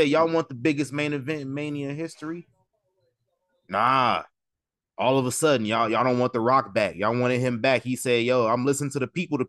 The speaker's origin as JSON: {"language": "English", "country": "United States", "said": "Yeah, I'm American."}